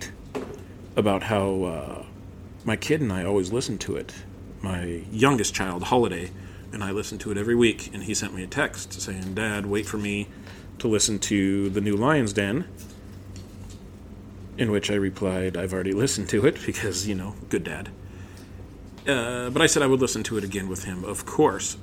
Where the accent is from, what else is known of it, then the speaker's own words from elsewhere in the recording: United States; But I'm American, and I grew up in the United States of America